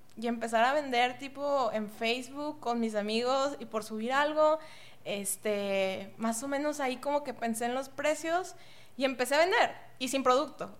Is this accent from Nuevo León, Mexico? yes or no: yes; Monterrey, Nuevo León, Mexico; soy de aquí de Monterrey, estuve en universidades aquí de Monterrey